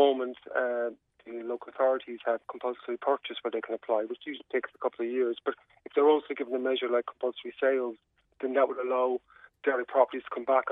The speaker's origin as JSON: {"language": "English", "area": "Cork-Kerry border", "region": "Munster", "country": "Ireland", "tie": "born or raised there", "said": "I grew up in the Cork-Kerry border"}